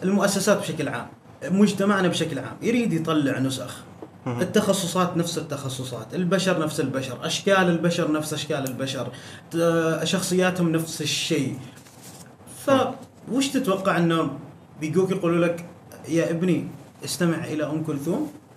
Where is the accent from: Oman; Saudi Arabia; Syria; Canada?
Oman; انا عماني في عمان عندنا المبارزات الكلاميه بفن الميدان